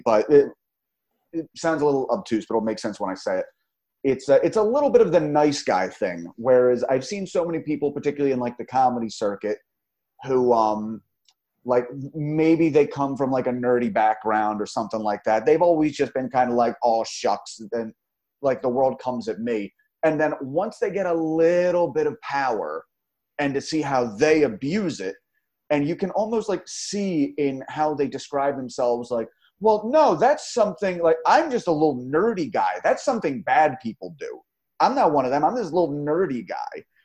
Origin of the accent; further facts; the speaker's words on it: Philadelphia, Pennsylvania, United States; moved away; my hometown. That's why I ran away